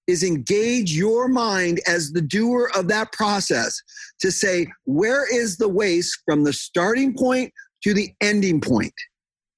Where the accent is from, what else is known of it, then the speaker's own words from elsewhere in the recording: San Diego, California, United States; moved away as an adult; now in Washington, United States; I'm from San Diego. I'm a native Californian